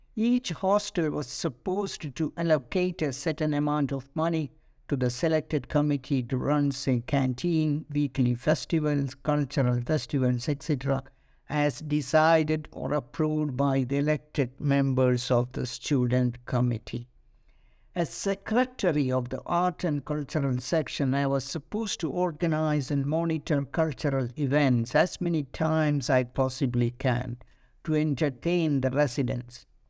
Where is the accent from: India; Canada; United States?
India; moved away as an adult; as an Indian